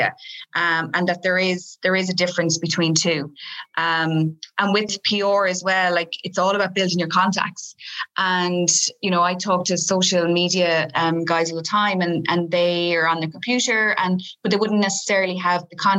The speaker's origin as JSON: {"language": "English", "town": "Galway", "region": "Connacht", "country": "Ireland", "said": "I'm from Galway"}